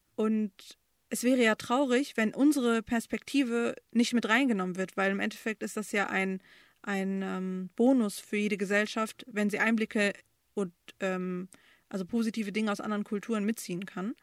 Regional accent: Bochum, North Rhine-Westphalia, Germany; also born or lived in Romania / Düsseldorf / Erkrath; now in Dortmund, Germany; von Erkrath sind wir nach Bochum gezogen. Und da habe ich die meiste Zeit verbracht

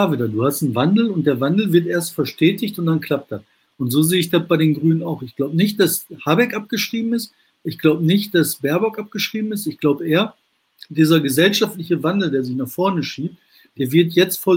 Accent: Bottrop, North Rhine-Westphalia, Germany; Also ich komme aus, aus Bottrop, dann zum Münsterland hin, ne, über die Hart geht es dann nach Münster hoch.

